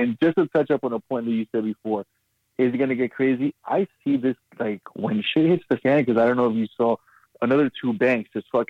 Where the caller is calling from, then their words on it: Brooklyn, New York, United States; also born or lived in South America; It's Brooklyn.